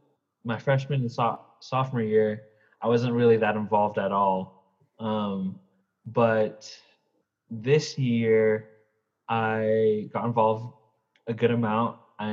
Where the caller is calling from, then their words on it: Southern California, United States; So I'm calling from Southern California, La Molinda area.